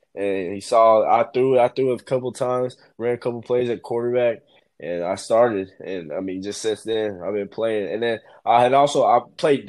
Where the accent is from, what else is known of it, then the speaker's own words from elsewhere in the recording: Knoxville, Tennessee, United States; I'm from Knoxville